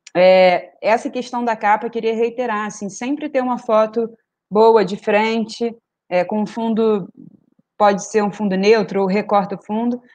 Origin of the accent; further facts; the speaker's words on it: Niterói, Rio de Janeiro, Brazil; eu consigo ver quem de Niterói, que é minha terra